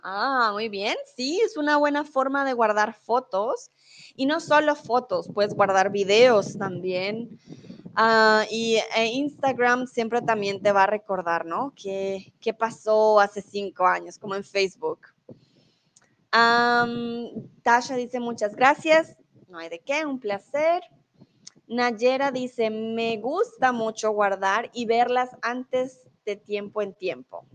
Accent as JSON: {"language": "Spanish", "country": "Colombia", "moved": "yes", "lives_now": "Germany", "said": "soy de Colombia, comúnmente vivo en Alemania y ahora estoy en México."}